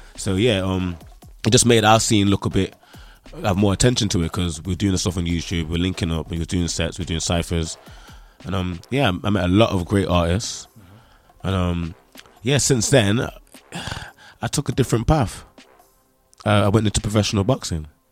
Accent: Nottingham, East Midlands, United Kingdom; accent: Nottingham; I'm from Nottingham, the home of Robin Hood

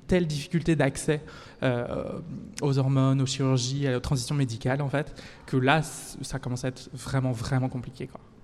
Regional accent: France; now in Belgium; je suis française

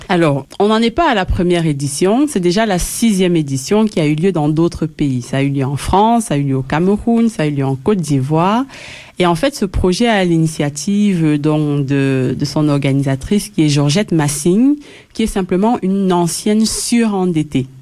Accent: Belgium; je suis de la Belgique

